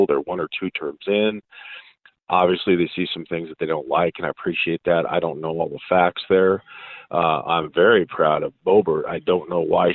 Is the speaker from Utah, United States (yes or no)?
no; Southern California, United States; I'm from Southern California.